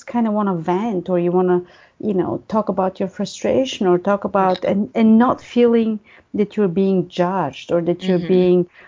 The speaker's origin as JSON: {"language": "English", "country": "Bulgaria", "tie": "born or raised there", "moved": "yes", "said": "I grew up in Bulgaria."}